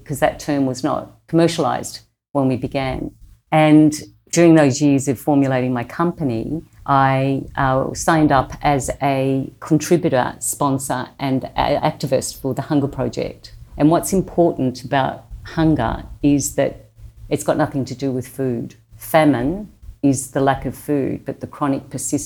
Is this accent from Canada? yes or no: no; Australia; accent: Australian; my Australian accent